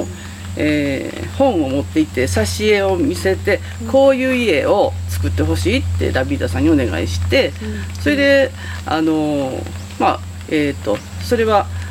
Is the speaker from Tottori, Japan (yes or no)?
no; Nabari, Mie, Japan; moved away as an adult; now in Fukushima, Japan; 私は三重県の名張っていうところの出身なんですけど